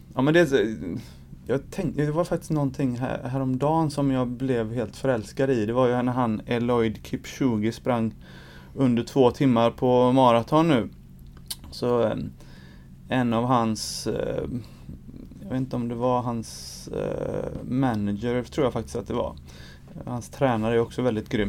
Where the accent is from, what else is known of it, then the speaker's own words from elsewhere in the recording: Gothenburg, Västra Götaland, Sweden; jag är uppvuxen i Angered